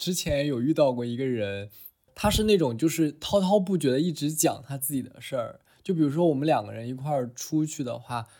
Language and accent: Chinese; Shandong, China; 因为我本身作为一个山东人，